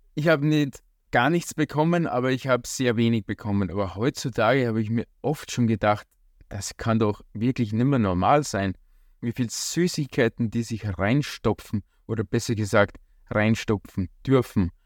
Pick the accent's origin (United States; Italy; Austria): Austria; bei uns in Österreich